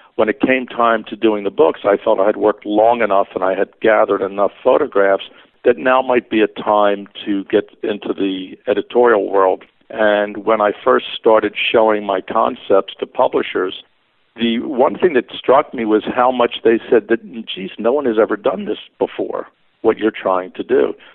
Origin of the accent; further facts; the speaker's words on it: Philadelphia, Pennsylvania, United States; Growing up in Philadelphia, we do not have the kind of car culture like you would see on the West Coast